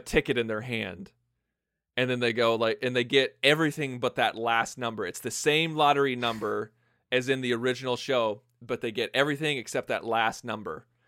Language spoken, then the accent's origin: English; Illinois, United States; born or raised there